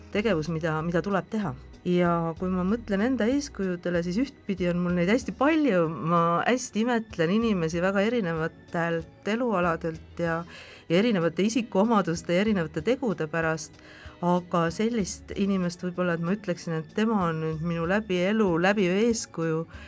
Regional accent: Saare County, Estonia; mina kasvasin Saaremaal Nõukogude Liidu piiritsoonis

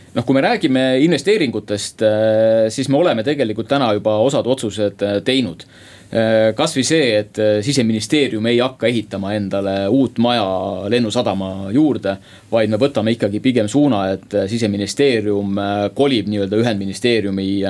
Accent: Saue Parish, Harju County, Estonia; Saue vald.

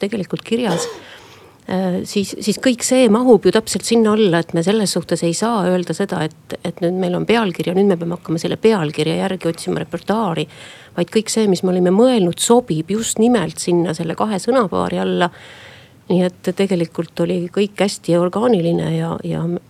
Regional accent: Estonia; me oleme eestlased et me elame siin vabas Eestis

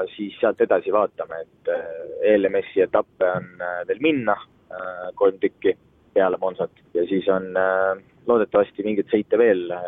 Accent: Estonia; ma tõesti olen esimene eestlane

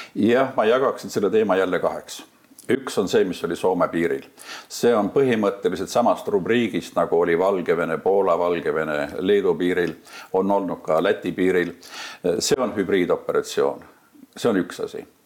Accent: Maardu, Harju County, Estonia; mina olen õppinud sellises koolis mõne aasta küll ainult, kui ma elasin lapsena Kallaveres mis praegu kannab nime Maardu

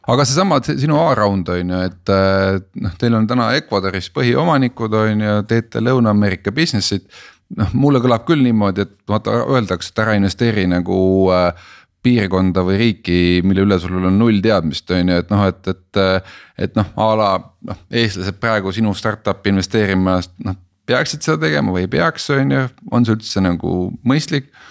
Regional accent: Estonia; ma olen Eestist

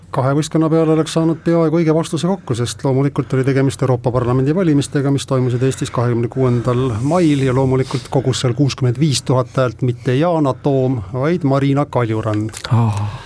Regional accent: Rakvere, Lääne-Viru County, Estonia; minu kodulinna Rakveresse.

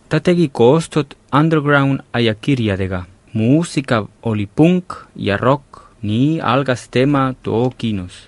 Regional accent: Lleida, Catalonia, Spain; moved away; minu kodulinnas Leidas

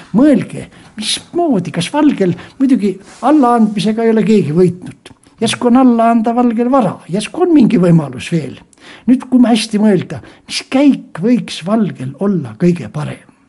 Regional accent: Võru County, Estonia; moved away; also born or lived in Ida-Viru County / Pärnu; sündisin Võrumaal täitsa maal kohe

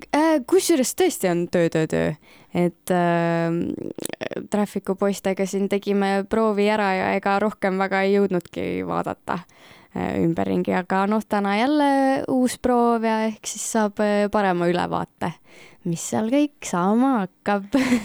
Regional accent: Kuressaare, Saare County, Estonia; ma ise olen ka ikkagist Kuressaarest ja see on ikkagist äh, see koht, mis on ikkagist kodu ja lemmikkoht

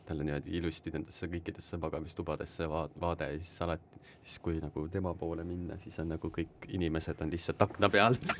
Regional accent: Tartu, Tartu County, Estonia; ma olen Tartust

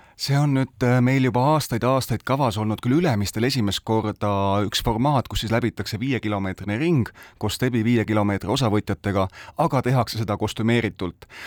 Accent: Rakvere, Lääne-Viru County, Estonia; Rakveres, meie kodulinnas, tõesti, me oleme virumaalased

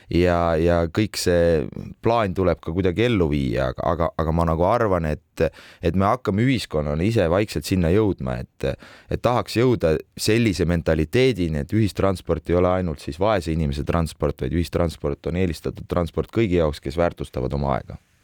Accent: Tartu, Tartu County, Estonia; ma olen ise tartlane

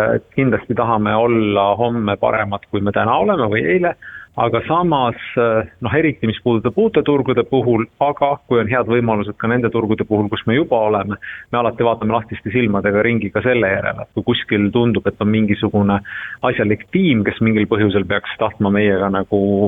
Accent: Estonia; siit me oleme ise pärit

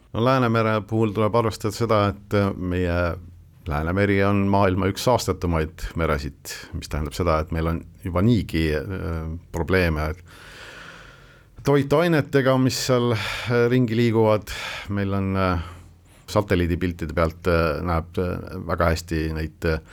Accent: Northeast Estonia, Estonia; minu kodukandis Kirde-Eestis

